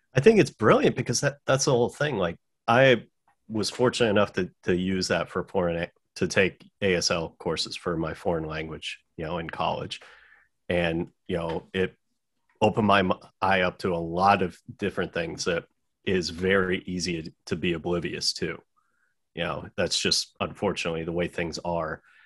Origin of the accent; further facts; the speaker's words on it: United States; as an American